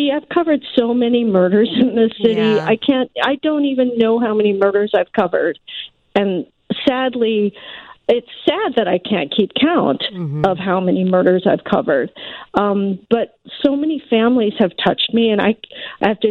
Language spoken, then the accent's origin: English; West Coast, United States; moved away as an adult; also born or lived in Oregon; now in Chicago, United States; I grew up on the West Coast. I went mm-hmm. to the University of Oregon